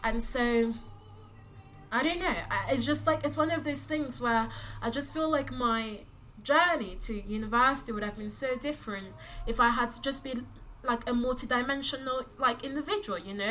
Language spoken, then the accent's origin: English; London, United Kingdom; I'm from London